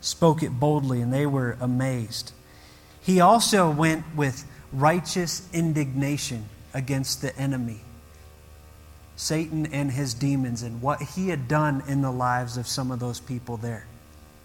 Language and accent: English; United States; moved away; I grew up near Lake Erie.